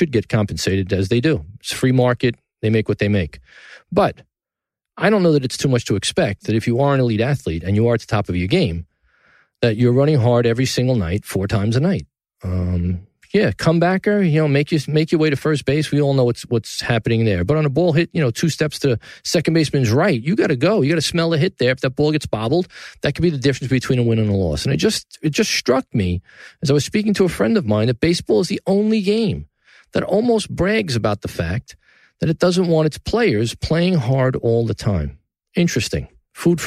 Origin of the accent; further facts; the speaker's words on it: New York City, New York, United States; New York City, my hometown, the greatest city in the world